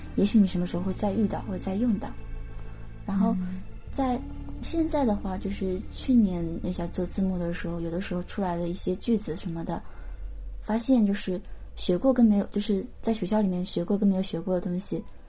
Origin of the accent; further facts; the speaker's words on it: Fujian, China; first language Chinese; moved away as an adult; now in Tokyo, Japan; 我来自中国福建